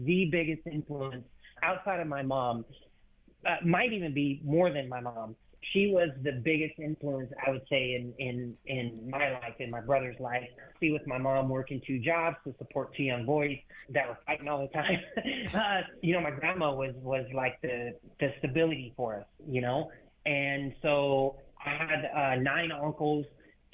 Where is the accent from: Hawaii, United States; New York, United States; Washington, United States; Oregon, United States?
Oregon, United States; Portland; I grew up in Portland, Oregon